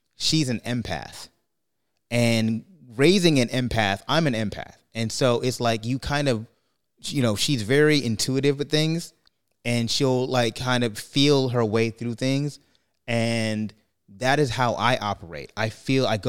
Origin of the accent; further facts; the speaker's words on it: New York, United States; moved away; also born or lived in California; I grew up in New York